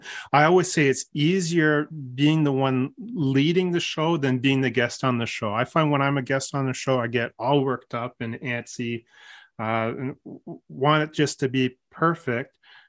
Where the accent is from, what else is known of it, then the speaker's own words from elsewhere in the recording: Newmarket, Ontario, Canada; Born and raised in Newmarket.